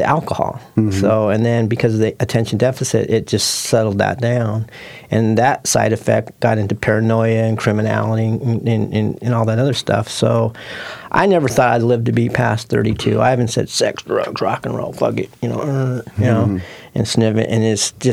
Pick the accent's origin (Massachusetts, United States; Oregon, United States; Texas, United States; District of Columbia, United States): Oregon, United States; Portland; I was born and raised in North Portland